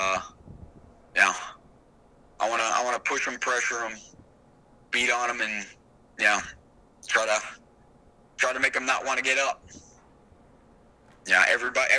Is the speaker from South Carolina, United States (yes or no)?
yes; South Carolina, United States; my home state of South Carolina